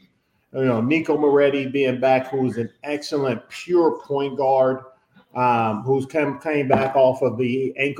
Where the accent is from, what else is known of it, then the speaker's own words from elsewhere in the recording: Chicago, Illinois, United States; I'm from Chicago